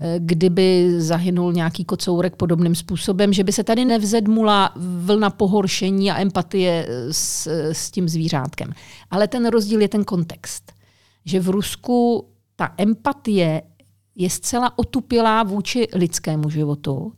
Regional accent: Czechia; Češi taky mají strašně rádi psy, jo. Jsme národ, který každý má pomalu psa nebo kočku

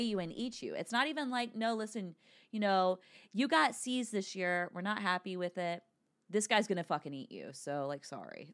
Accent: United States; as American

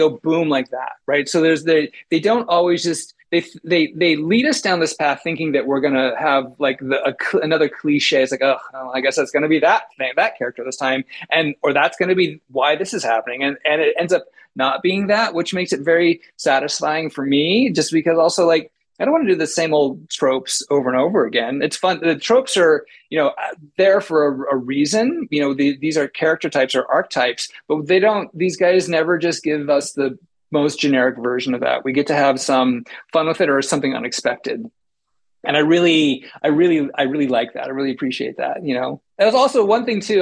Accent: United States; I'm an American

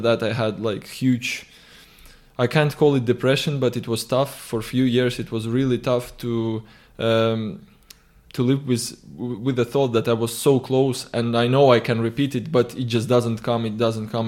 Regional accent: Tallinn, Harju County, Estonia; I always, uh, like coming back to Tallinn because obviously it's my hometown

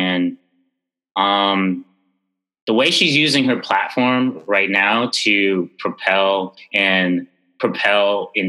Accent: Jamaica; being of Jamaican origin, you know, I actually, it's a post-colonial island, pretty much the British colonial islands and countries all have, you know, these remnants of colonial reign, and colorism is one of them, and we have it here in a major way

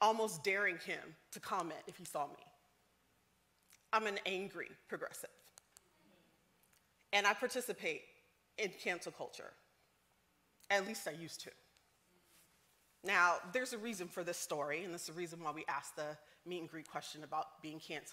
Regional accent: the South, United States; I'm from the South.

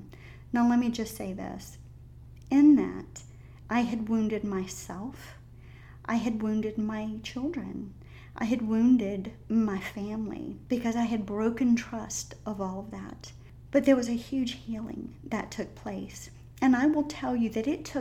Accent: the South, United States; accent: Southern drawl; I'm a Southern girl. I was raised in the South.

